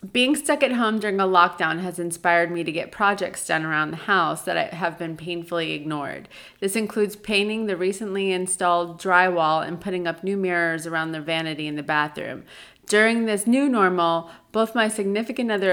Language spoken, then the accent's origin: English; New York, United States; now in Atlanta, United States; I grew up in New York